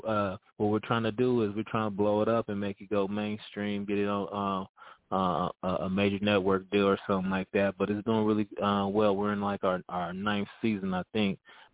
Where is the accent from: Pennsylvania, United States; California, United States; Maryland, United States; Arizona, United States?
California, United States; Stockton; I'm from Northern Cali, the Stockton area, but I do my business out in L.A.